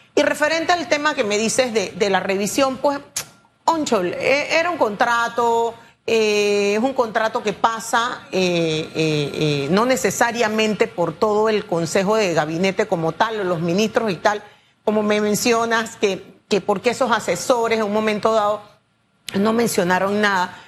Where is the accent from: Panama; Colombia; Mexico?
Panama; nosotros como panameño